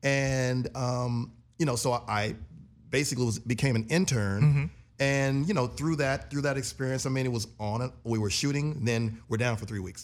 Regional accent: Los Angeles, California, United States; I grew up here in LA.

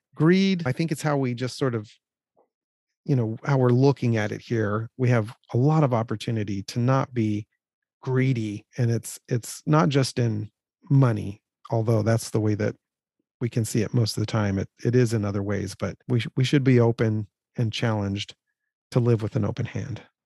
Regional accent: California, United States; we grew up in California

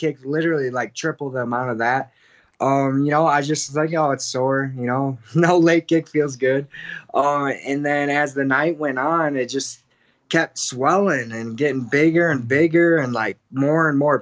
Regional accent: Midwest, United States; now in Denver, United States; I'm from the Midwest

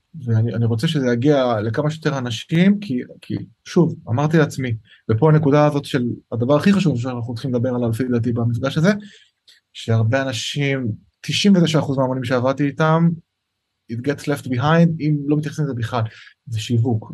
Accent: Lod, Central District, Israel; also born or lived in Shapira, Tel Aviv; now in Jaffa, Israel; אני במקור מלוד

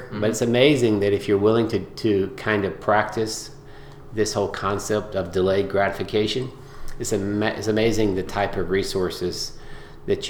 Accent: Georgia, United States; I grew up in Georgia mostly. And kind of a rural part of Georgia

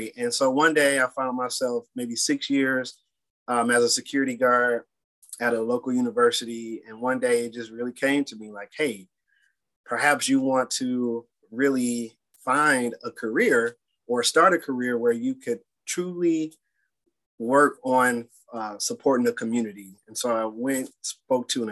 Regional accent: Detroit, Michigan, United States; Born and raised in Detroit, went to Detroit public school systems, and really love my city

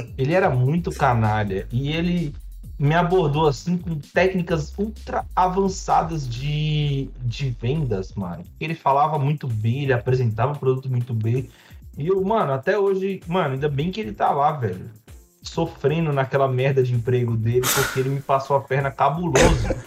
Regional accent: Brazil; E eu sou, eu sou do Brasil, eu sou pobre

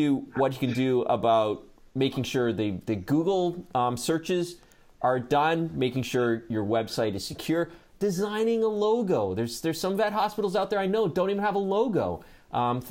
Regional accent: Hamilton, Ontario, Canada; I was born in Hamilton, Ontario, Canada

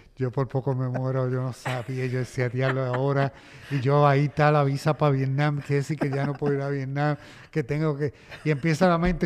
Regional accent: Panama; moved away; also born or lived in United States; nací en Panamá, en, la zona del canal

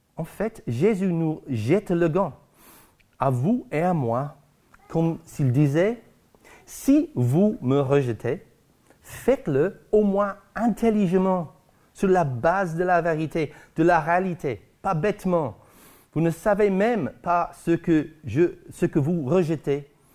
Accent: Guernsey; chez nous à Guernesey

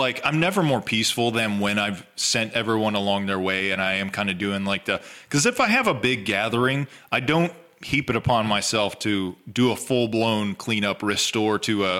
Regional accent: the South, United States; we're from the South.

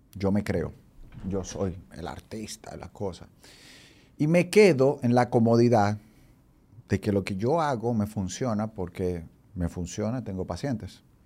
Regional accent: San Francisco de Macorís, Duarte, Dominican Republic; born or raised there; moved away as an adult; also born or lived in Colombia / Brazil; now in Santo Domingo, Dominican Republic

